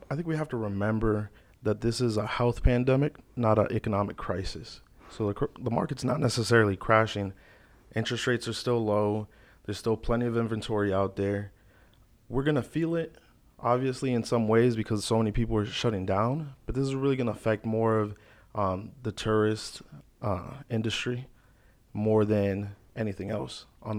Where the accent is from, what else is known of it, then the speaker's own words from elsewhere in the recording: Naples, Florida, United States; also born or lived in Chicago, Illinois; I'm originally from Chicago, but I've been in Naples specifically most of my life. Yep. So like middle school up. So I grew up here, graduated from Gulf Coast High School.